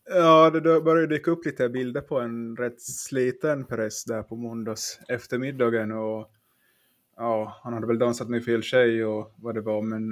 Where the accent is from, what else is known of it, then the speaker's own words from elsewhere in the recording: Finland; jag är från Finland